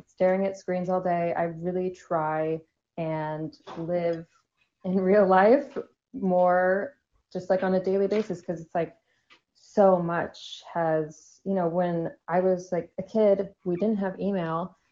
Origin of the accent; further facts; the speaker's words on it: Southern California, United States; moved away; also born or lived in New York / Miami; I grew up in Southern California and then I lived in New York for a little